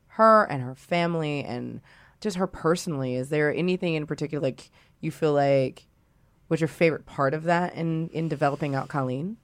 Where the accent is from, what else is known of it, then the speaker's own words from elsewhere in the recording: the South, United States; we're from the South. We're black women.